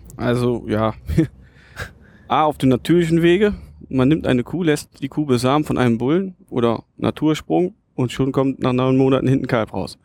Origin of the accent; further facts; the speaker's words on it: Lieberg, Germany; Also ich bin ja in Lieberg aufgewachsen bei meinem Opa.